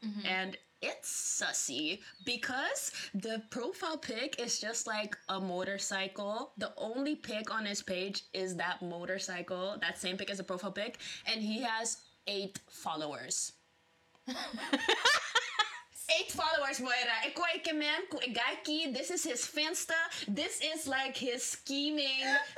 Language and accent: English; Curaçao; now in Netherlands; I was from Curacao